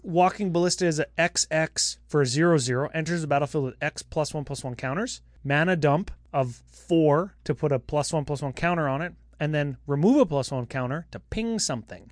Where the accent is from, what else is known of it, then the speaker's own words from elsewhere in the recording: Canada; we're Canadian